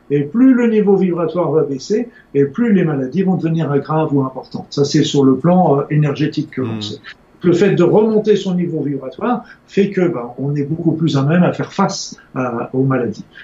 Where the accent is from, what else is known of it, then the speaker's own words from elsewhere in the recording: Spain; Tant en tant qu'Espagnol, c'est encore plus tard.